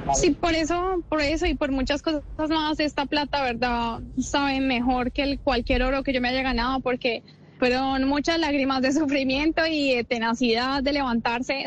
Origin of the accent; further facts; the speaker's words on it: Colombia; nuestro país